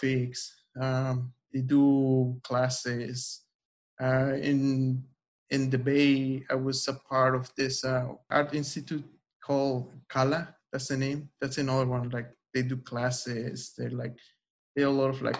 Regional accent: Oaxaca, Mexico; moved away; I'm from Oaxaca

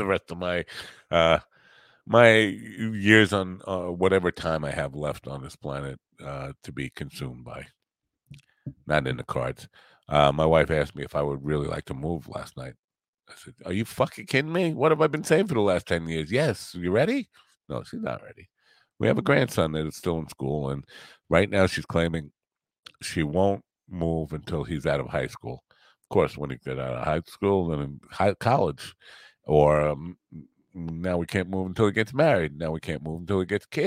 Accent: New York, United States; the last 10 winters here in New York have been milder than the winters that I grew up here in New York. And when I grew up in this area

